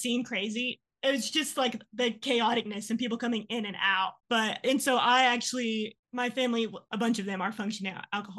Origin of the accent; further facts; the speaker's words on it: San Angelo, Texas, United States; San Angelo. It's like 3 hours from here.